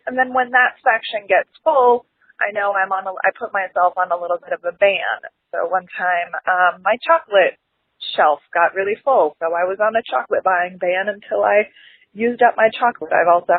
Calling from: Columbus, Ohio, United States; I'm from Columbus, Ohio.

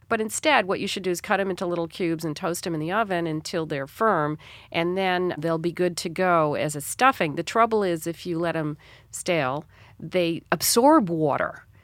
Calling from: Chicago, Illinois, United States

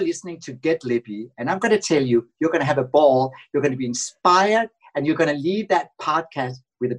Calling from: Los Angeles, California, United States; I'm calling from La La Land, actually Los Angeles.

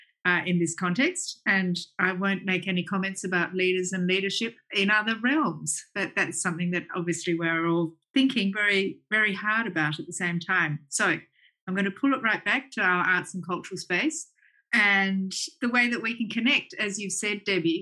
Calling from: Melbourne, Victoria, Australia; I'm joining you from Melbourne, from the lands of the peoples of the Eastern Kulin Nation.

